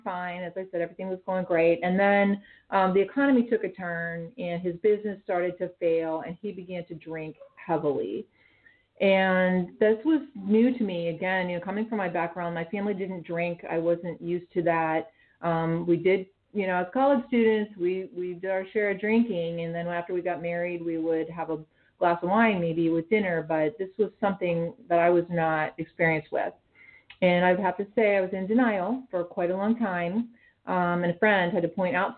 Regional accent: Western Pennsylvania, United States; moved away as an adult; also born or lived in Rochester, New York; I grew up in Western Pennsylvania, a small town girl

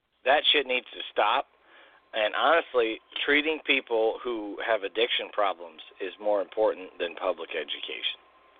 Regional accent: Illinois, United States; moved away; Illinois, in my home state. Yeah, where I grew up.

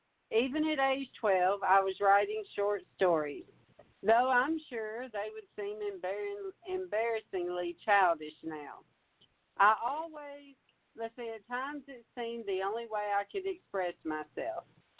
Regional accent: Michigan, United States; Growing up in Michigan, I was a big fan of Hemingway

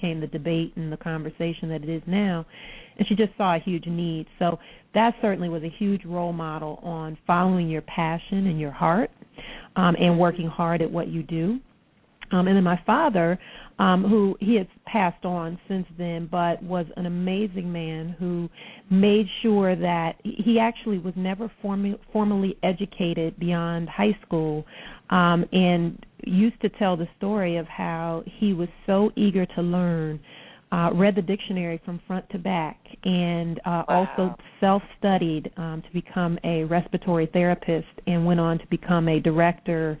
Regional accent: Detroit, Michigan, United States; born and raised in Detroit

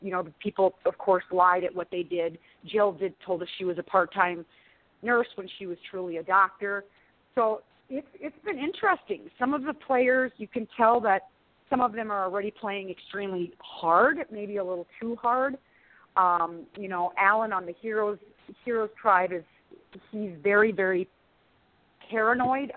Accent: South Dakota, United States; small-town gal from South Dakota

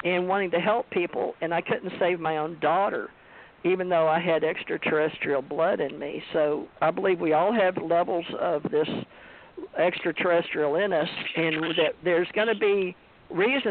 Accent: West Monroe, Louisiana, United States; moved away; also born or lived in Houston, Texas / Hawaii; growing up in Monroe, Louisiana, West Monroe, Louisiana

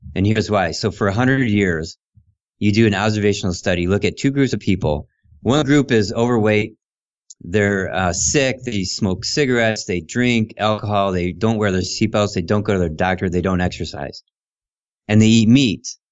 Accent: Ohio, United States; moved away as an adult; also born or lived in Illinois / Ann Arbor, Michigan; I moved from Illinois back to Ohio, mm-hmm. and I lived with my sister

